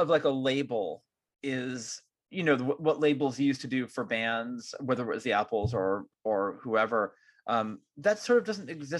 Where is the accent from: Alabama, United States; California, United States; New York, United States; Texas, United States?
California, United States; I'm such a Californian.